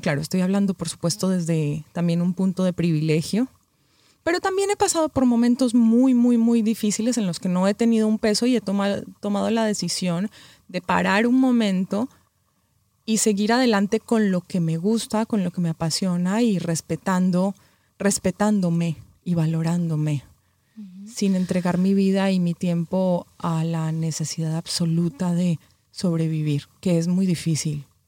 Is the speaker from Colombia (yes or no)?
yes; Colombia; moved away as an adult; also born or lived in Mexico; now in Los Angeles, United States; Yo soy colombiana, viví 13 años en México, ahora vivo en Los Ángeles hace un año justo